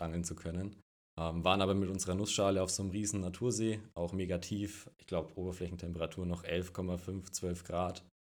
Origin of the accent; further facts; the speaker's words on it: Franconia, near Nuremberg, Bavaria, Germany; accent: Franconian; Bayern, Frankenland. Das hört man auch ein bisschen ja